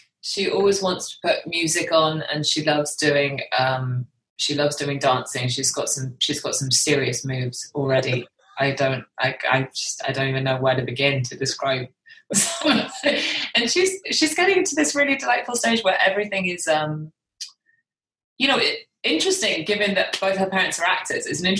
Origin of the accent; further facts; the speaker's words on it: United Kingdom; accent: British; I think because of my accent, because I'm the anomaly in my family. I'm the one with the British accent.